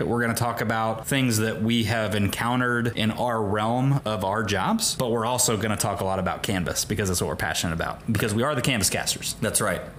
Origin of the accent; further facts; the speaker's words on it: Rushville, Indiana, United States; went to high school at Rushville Consolidated High School in Rushville, Indiana, and then got a chance to come back out of industry to teach a career and technical education course in my hometown